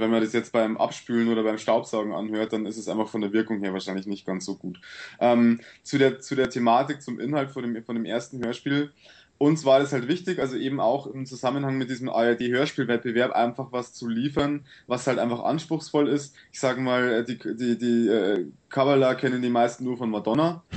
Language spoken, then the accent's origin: German; Sulzbach-Rosenberg, Bavaria, Germany; bei uns in Sulzbach